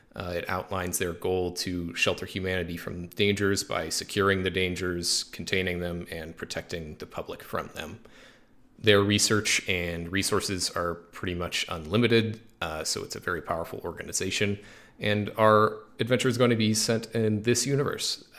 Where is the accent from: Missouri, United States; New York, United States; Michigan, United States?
Missouri, United States; Springfield; we're all originally from Springfield, Missouri